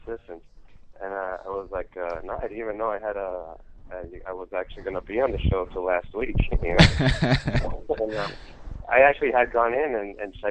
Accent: Dominican Republic; moved away as an adult; now in Westchester, United States; I'm from Dominican Republic, came here for college

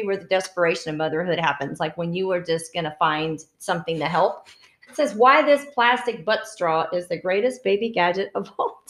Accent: the South, United States; I'm from the South

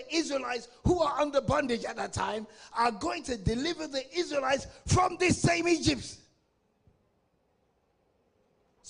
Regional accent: England, United Kingdom; I was born and raised in England, but I'm of African descent. I'm of Nigerian descent

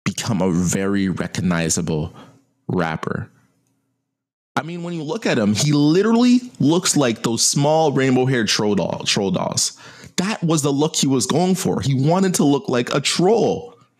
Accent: United States; I'm an American

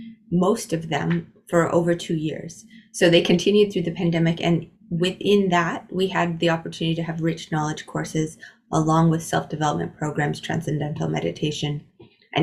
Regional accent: Iowa, United States; I grew up in Iowa, in the US

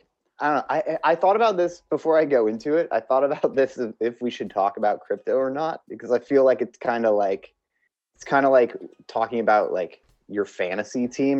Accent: Seattle, Washington, United States; where I grew up in Seattle

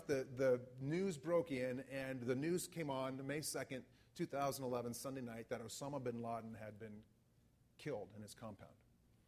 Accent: United States; as an American

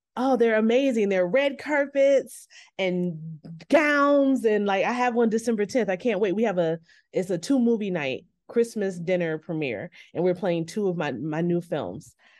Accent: New York, United States; I grew up in New York, winters are cold

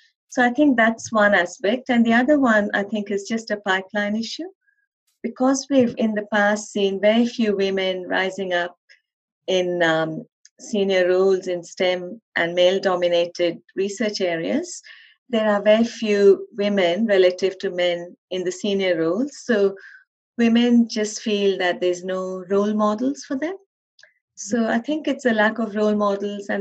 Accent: India; moved away; I was actually raised in India

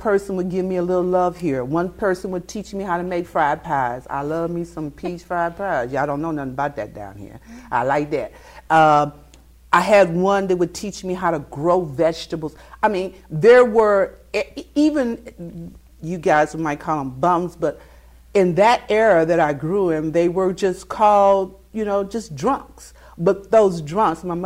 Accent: Kansas City, Kansas, United States; accent: southern; moved away; I am a Kansas City girl

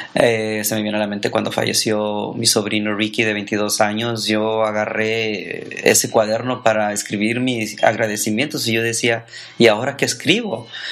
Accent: Ensenada, Baja California, Mexico; also born or lived in Tijuana / Tecate; now in United States; soy mexicano, nacido en Tijuana, criado en Ensenada y viví dos, tres años en Tecate

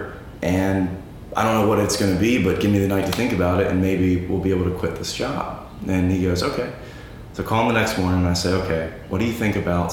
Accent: High Point, North Carolina, United States; North Carolina boy, born and raised. I grew up in High Point, which is a furniture textiles hub.

